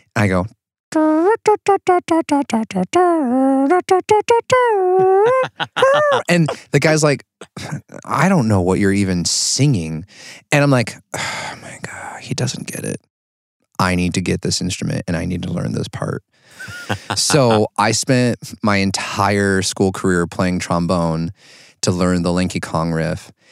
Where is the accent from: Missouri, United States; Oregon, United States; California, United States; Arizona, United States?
Oregon, United States; I grew up in Oregon all my life